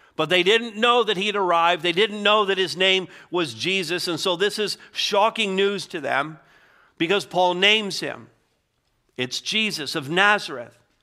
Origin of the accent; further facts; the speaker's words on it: Montreal, Quebec, Canada; I grew up in Montreal